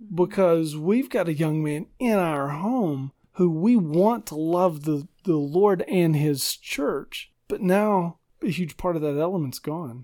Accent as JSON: {"language": "English", "region": "Arkansas", "country": "United States", "tie": "born or raised there", "also_born_or_lived": "Fort Worth, Texas / Michigan", "moved": "as an adult", "lives_now": "Middle Tennessee, United States", "said": "we grew up in Arkansas, and God called me into ministry, and we, we moved to Fort Worth, Texas"}